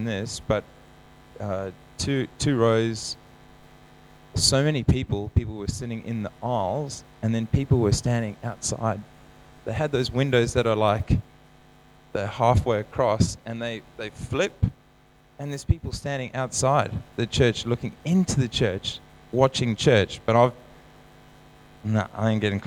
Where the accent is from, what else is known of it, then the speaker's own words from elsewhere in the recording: South Africa; Growing up in South Africa, we sing the Lord's Prayer